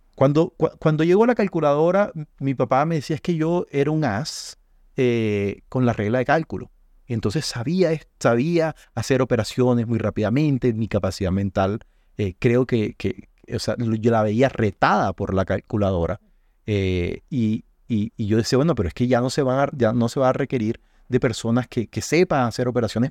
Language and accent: Spanish; Colombia; nuestro valor agregado como colombianos